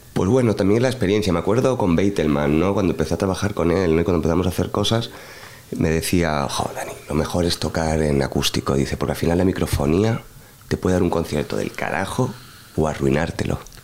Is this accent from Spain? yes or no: yes; Madrid, Community of Madrid, Spain; como español